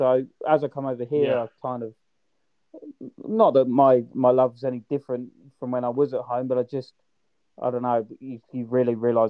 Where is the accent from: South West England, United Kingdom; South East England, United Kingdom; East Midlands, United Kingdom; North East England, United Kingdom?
South East England, United Kingdom; Kent; now in Australia; I grew up right on the south coast in Kent.